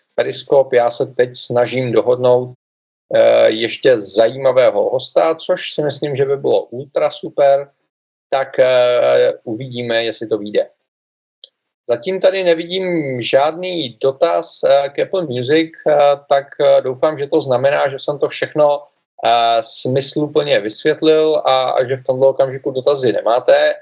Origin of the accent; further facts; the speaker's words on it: Czechia; U nás v Čechách